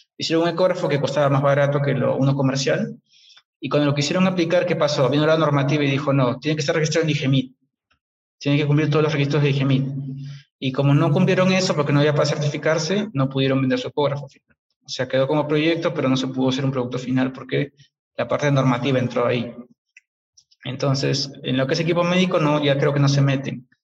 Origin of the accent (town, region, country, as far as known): Peru; also born or lived in England